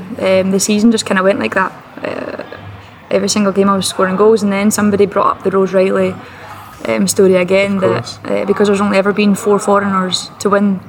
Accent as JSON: {"language": "English", "town": "Perth", "region": "Scotland", "country": "United Kingdom", "tie": "born or raised there", "said": "No, it was difficult. I mean, all I ever knew was to play with the boys. I didn't know other girls that played football."}